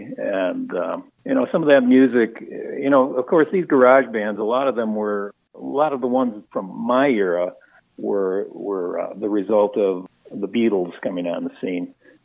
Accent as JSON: {"language": "English", "town": "Beloit", "region": "Wisconsin", "country": "United States", "tie": "born or raised there", "also_born_or_lived": "Illinois", "said": "as I was growing up in Beloit"}